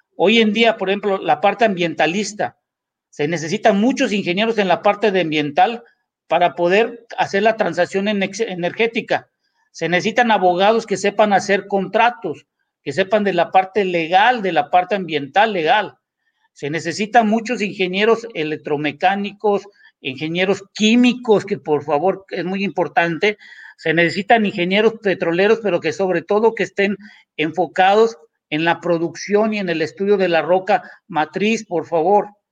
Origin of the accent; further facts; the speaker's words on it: Mexico; como mexicanos